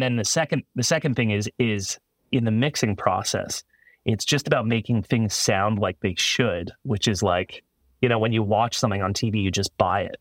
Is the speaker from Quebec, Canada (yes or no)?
no; Toronto, Ontario, Canada; engineering school in Toronto, Canada. where I'm from